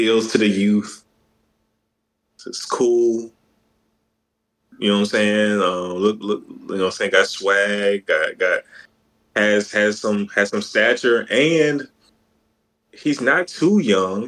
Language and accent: English; Mississippi, United States; We're from Mississippi